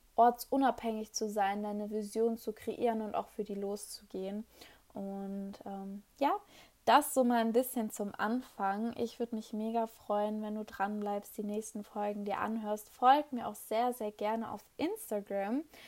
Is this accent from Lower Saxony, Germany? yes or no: yes; Hanover, Lower Saxony, Germany; ich komme aus Hannover